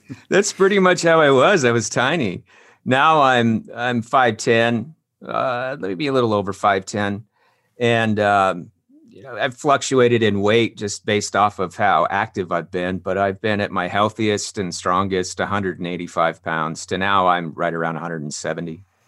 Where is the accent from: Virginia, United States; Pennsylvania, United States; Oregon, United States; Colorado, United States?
Colorado, United States; Longmont; moved away as an adult; also born or lived in Wheat Ridge, Colorado / Arvada, Colorado; I was born in Wheat Ridge, Colorado. Then we, I grew up in Arvada until I was five, then moved to Longmont. And then that's, uh, where I graduated high school